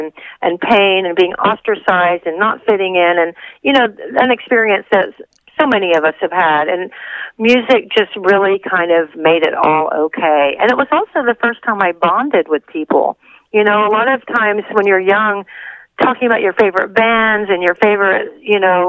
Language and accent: English; Texas, United States; now in Los Angeles, United States; which was what I moved to Los Angeles for from Texas